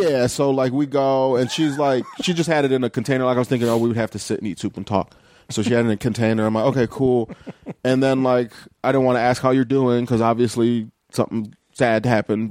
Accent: Lorain, Ohio, United States; also born or lived in Chicago / Cleveland; I grew up in Lorain, Ohio, which is, like, a half hour west of Cleveland.

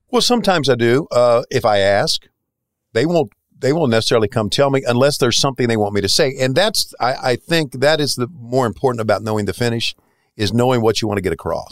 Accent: the South, United States; moved away as an adult; I left, uh, my hometown in nineteen eighty-one, so eight years before that, I'd uh, lived in a very redneck, uh, town in, uh, southern, in the South, in the hills

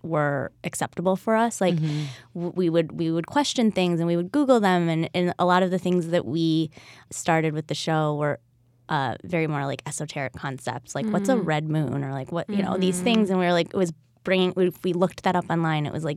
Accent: Bloomfield Hills, Michigan, United States; now in Los Angeles, United States; Outside of Detroit

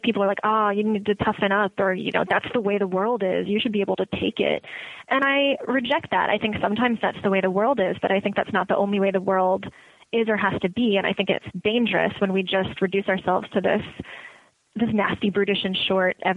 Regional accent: Woodridge, Illinois, United States; Like I grew up in Woodridge, Illinois, and there were very few woods and no discernible ridge.

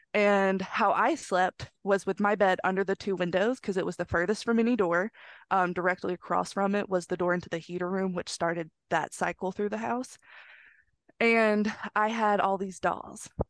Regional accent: northern Mississippi, United States; this house is in northern Mississippi

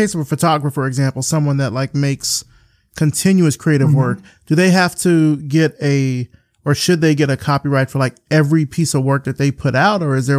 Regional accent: Selma, Alabama, United States; you and I are both from Alabama. You're from Mobile. I'm from Selma.

